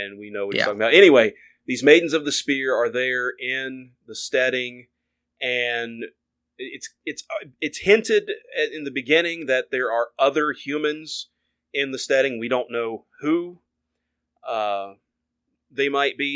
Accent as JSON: {"language": "English", "region": "the South", "country": "United States", "tie": "born or raised there", "said": "being born and raised in the South"}